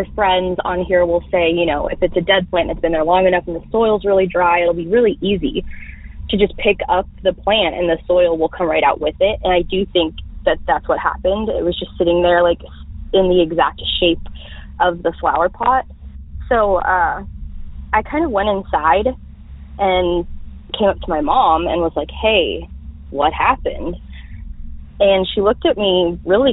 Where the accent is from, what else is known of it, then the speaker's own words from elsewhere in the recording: North Texas, United States; I'm from North Texas.